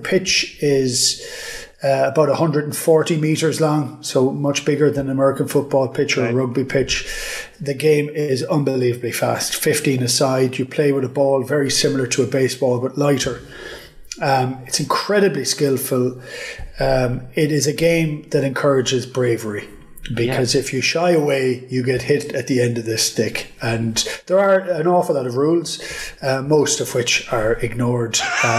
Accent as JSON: {"language": "English", "town": "Killaloe", "region": "Munster", "country": "Ireland", "tie": "born or raised there", "said": "Killaloo, County Clare, which is where I am at the present moment in time. It's a tiny little village in the west of Ireland. Used to be capital of Ireland 1,000 years ago."}